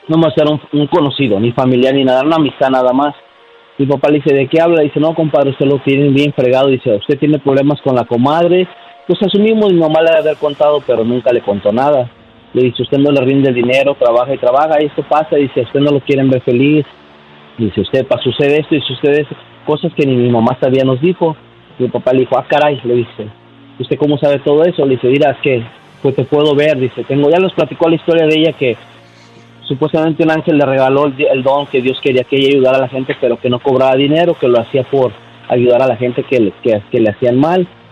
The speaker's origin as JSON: {"language": "Spanish", "town": "León", "region": "Guanajuato", "country": "Mexico", "moved": "yes", "lives_now": "United States", "said": "nosotros somos de León, Guanajuato"}